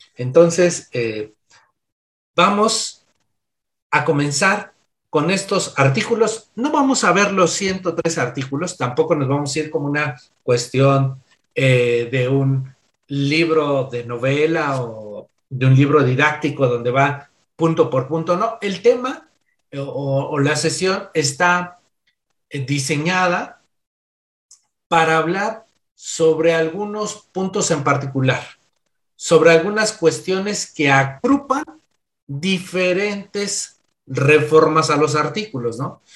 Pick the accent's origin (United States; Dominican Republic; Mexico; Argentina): Mexico; soy de nacionalidad mexicana